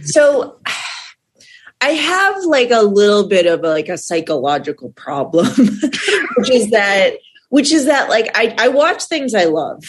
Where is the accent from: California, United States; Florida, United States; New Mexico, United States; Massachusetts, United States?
Massachusetts, United States; Milton; I was I was outside of Boston in a suburb called Milton, Massachusetts.